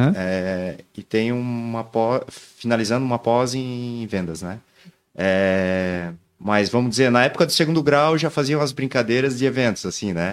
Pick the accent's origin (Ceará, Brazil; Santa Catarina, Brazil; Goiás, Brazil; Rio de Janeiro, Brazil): Santa Catarina, Brazil; Joinville; Família de fora, mas eu sou cria daqui.